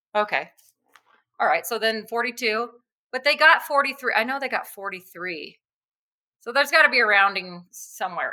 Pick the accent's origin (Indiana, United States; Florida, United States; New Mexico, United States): New Mexico, United States; I'm born and raised in New Mexico and I'm sure I'll be here my whole life